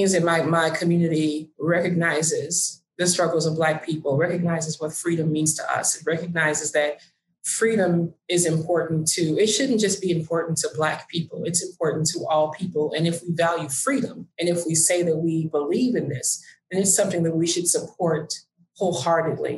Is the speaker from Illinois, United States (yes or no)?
yes; Oak Park, Illinois, United States; my hometown of Oak Park, Illinois, I grew up here with Pat.